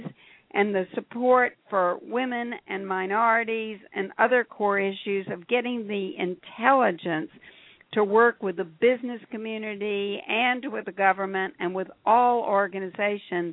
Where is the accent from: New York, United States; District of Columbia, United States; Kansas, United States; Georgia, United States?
Georgia, United States; Atlanta; I grew up in Atlanta, Georgia during the Civil Rights Movement